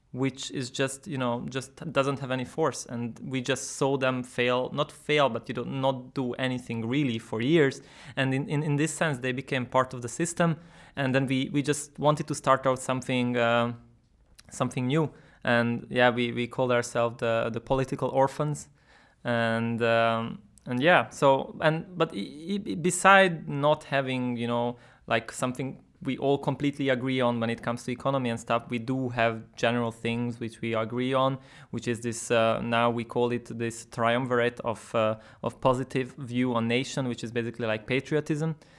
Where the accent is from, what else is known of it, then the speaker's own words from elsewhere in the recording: Budapest, Hungary; I'm from Budapest.